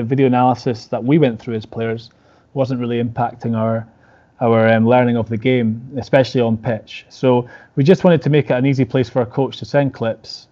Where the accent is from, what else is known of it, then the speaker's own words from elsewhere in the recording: Scotland, United Kingdom; I know I'm Scottish